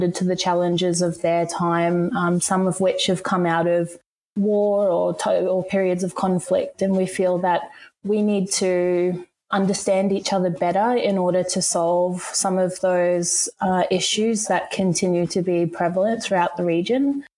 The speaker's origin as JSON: {"language": "English", "town": "Rockhampton", "region": "Queensland", "country": "Australia", "tie": "born or raised there", "said": "Growing up in a regional town, I was always really keen to leave and explore the world."}